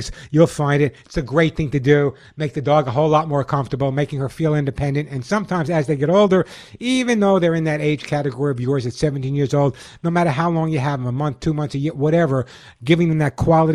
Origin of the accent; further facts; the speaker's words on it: Los Angeles, California, United States; also born or lived in Sedona, Arizona; calling from my hometown, Los Angeles, California